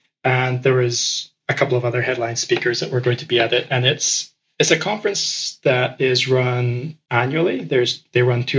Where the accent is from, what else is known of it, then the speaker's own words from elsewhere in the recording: Ecuador; And I grew up in Ecuador, and so that immediately attracted me to it.